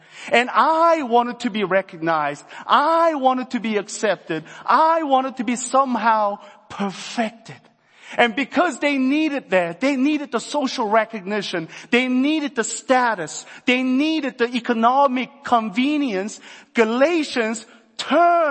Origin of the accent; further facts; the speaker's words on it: South Korea; I'm from Korea